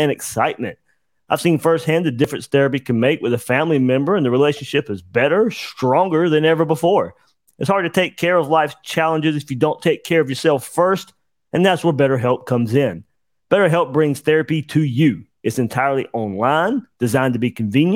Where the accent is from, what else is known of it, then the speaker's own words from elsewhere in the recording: Georgia, United States; I grew up in Georgia